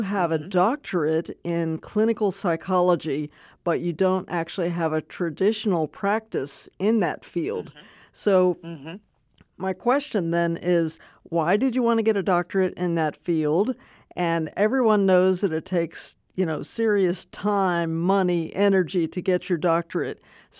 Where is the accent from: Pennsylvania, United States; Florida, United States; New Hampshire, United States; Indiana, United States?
Pennsylvania, United States; Pittsburgh; I'm from the Pittsburgh area.